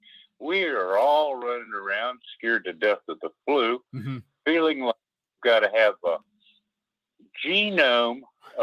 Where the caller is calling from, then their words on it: Alabama, United States; from Alabama.